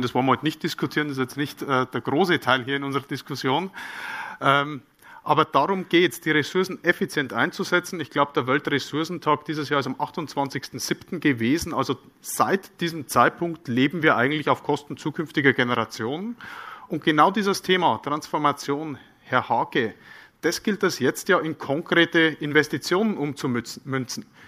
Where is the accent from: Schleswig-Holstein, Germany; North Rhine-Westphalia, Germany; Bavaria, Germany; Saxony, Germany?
Bavaria, Germany; bin ja aus Bayern